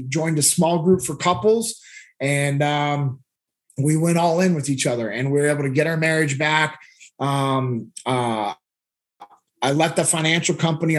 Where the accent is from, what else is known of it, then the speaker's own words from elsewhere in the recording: Sacramento, California, United States; I grew up in Sacramento, California.